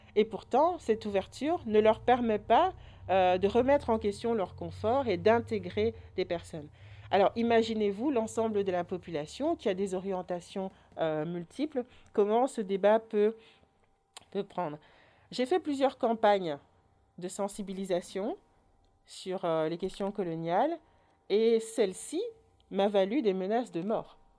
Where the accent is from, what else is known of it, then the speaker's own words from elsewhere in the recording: Orval, Wallonia, Belgium; moved away; also born or lived in Brussels; j'ai grandi à Orval